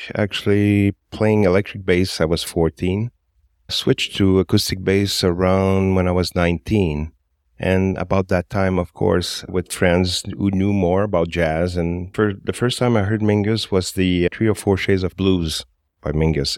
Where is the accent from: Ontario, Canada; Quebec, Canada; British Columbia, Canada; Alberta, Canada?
Quebec, Canada; Montreal; I've always been in Montreal. I was born in Little Burgundy